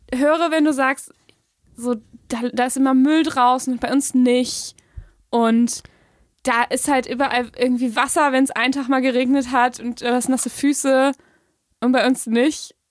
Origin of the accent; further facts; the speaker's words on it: Germany; als typischer Deutscher